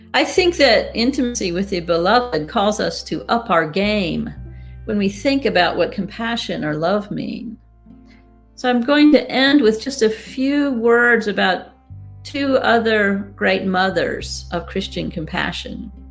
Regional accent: United States; I speak as an American

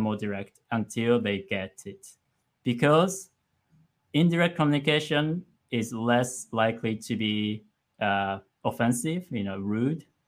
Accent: western Japan, Japan; English is a second language; moved away; also born or lived in Tokyo; I'm actually not from Tokyo. I'm from Western Japan. But the Tokyo area is the longest I've lived.

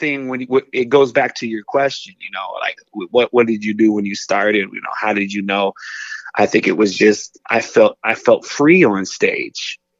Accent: Northern United States, United States; we live in the South now. I grew up in the North. Like, it was culture shock when I moved here.

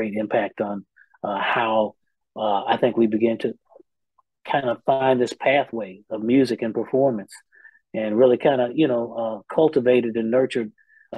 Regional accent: Indianapolis, Indiana, United States; moved away as an adult; now in Nashville, United States; I was also born in the city of Indianapolis, Indiana. Born and raised there

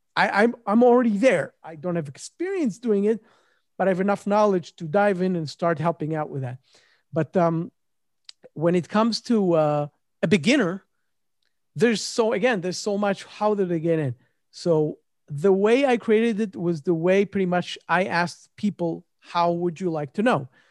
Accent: Israel; moved away; also born or lived in Memphis, United States / New York, United States; I'm originally from Israel

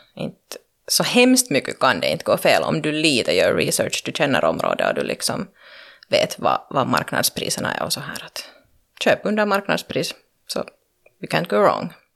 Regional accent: Loviisa, Uusimaa, Finland; also born or lived in Pernå; jag har växt upp så att säga i Lovisa-regionen

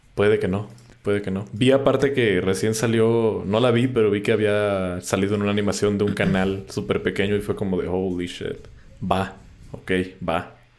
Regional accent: Mexico

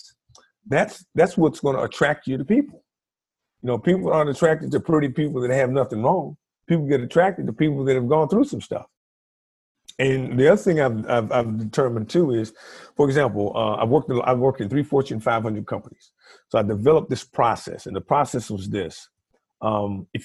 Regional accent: Virginia, United States; also born or lived in Washington, D.C.; I grew up in Virginia. I moved from Washington, D.C., a all-black environment

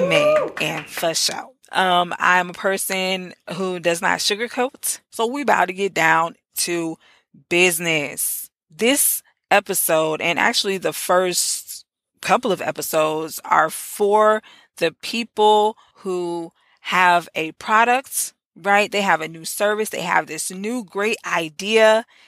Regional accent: Orlando, Florida, United States; in the great Orlando, Florida. It was only right that I start off this series in my hometown.

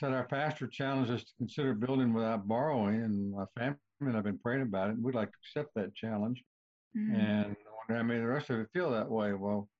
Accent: South Arkansas, United States; moved away as an adult; also born or lived in North Wildwood, New Jersey / Fort Worth, Texas; I grew up in South Arkansas. I guess I need to back up just a little bit. I was born in North Wildwood, New Jersey. I really got a circuitous life. My mother moved to South Arkansas when I was very young, and I grew up there.

